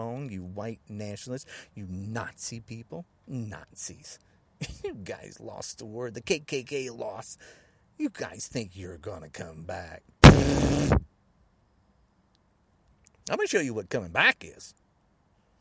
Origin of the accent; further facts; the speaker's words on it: United States; I'm not the only man that lives in the United States. I'm an American.